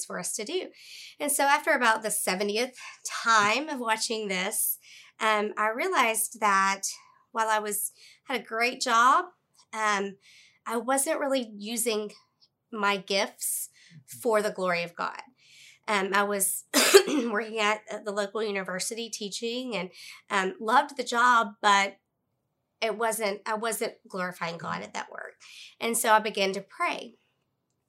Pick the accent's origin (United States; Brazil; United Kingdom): United States; Central Arkansas; I was born and raised in Central Arkansas